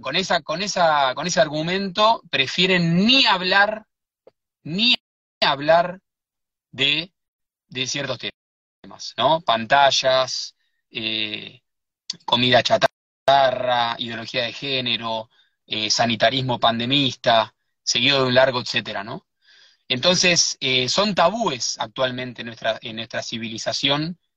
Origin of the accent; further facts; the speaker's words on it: Buenos Aires, Argentina; also born or lived in Sierras de Córdoba; now in Córdoba, Argentina; Yo soy de Buenos Aires, pero vivo en, la Sierra de Córdoba